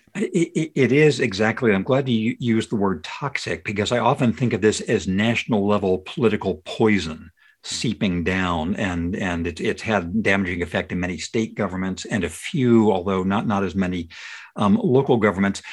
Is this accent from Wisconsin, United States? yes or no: no; Redlands, California, United States; I grew up in San Bernardino County in the town of Redlands, which was a conservative town then